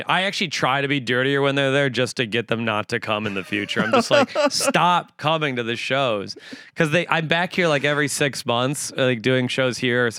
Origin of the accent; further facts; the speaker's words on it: Woodbury, Minnesota, United States; moved away as an adult; now in New York, United States; I am from Woodbury, Minnesota.